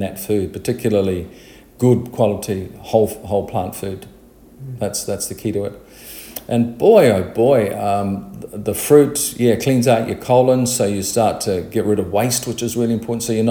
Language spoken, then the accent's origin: English; New Zealand; me as a child experienced growing up in New Zealand